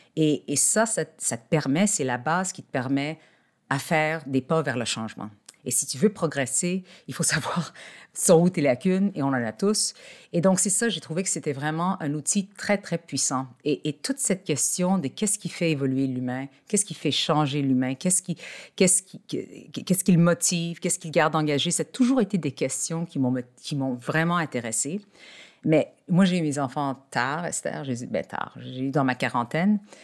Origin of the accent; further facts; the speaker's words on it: Montreal, Quebec, Canada; je suis née à Montréal, au Québec.